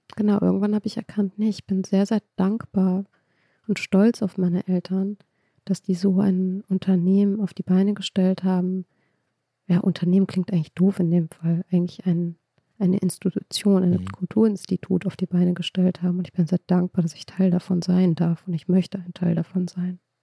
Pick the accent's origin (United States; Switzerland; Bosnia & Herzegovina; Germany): Germany; also born or lived in Iran; Also ich bin in Deutschland aufgewachsen